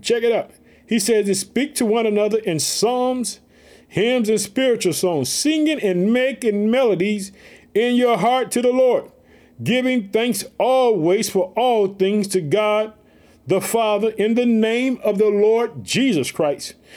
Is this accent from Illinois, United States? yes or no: yes; Illinois, United States; also born or lived in Chicago; the uh, state of Illinois, which is my home state. I live in the city of Chicago